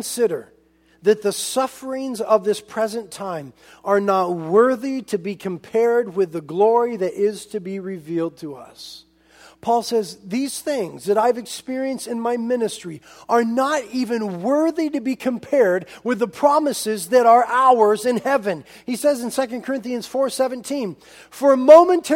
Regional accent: United States; as American Christians

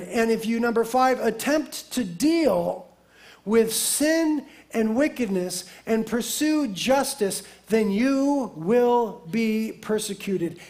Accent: United States; as American Christians

